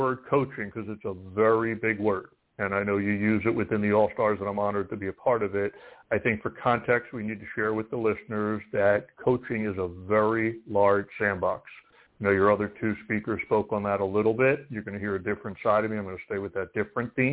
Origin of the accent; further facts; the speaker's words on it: East Coast, United States; I'm from the East Coast